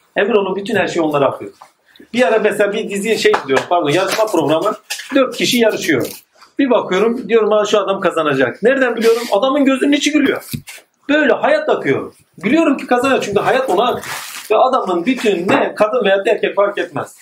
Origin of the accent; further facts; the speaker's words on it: Malatya, Turkey; also born or lived in Yenibosna, Istanbul; now in Istanbul, Turkey; ben de Malatyalıyım